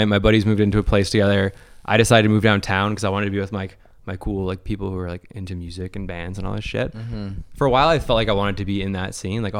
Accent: Mississauga, Ontario, Canada; Meadowvale, to be particular.

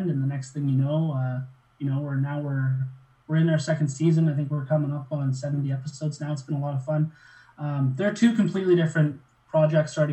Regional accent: Kelowna, British Columbia, Canada; also born or lived in Gabriola Island; I actually spent the majority of my life in a place called Kelowna, BC, which is about four hours inland in the interior. So, it's actually a, a big uh, hockey retirement city.

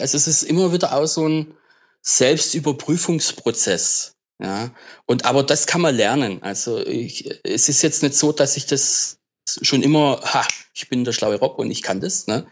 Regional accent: das Ländle, Baden-Württemberg, Germany; ich komme halt aus dem Ländle, ne? Äh, Süddeutschland aus dem Ländle.

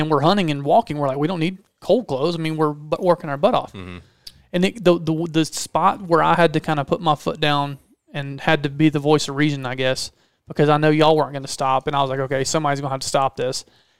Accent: Georgia, United States; Because we're both from Georgia.

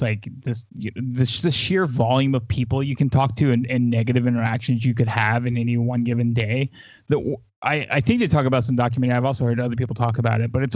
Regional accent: the South, United States; I grew up in the South.

